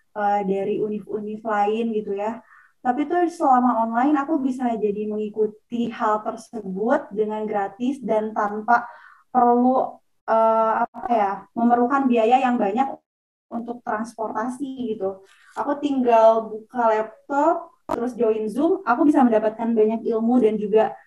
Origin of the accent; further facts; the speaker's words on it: Garut, West Java, Indonesia; now in Bogor, Indonesia; Aku asalnya dari Garut, Jawa Barat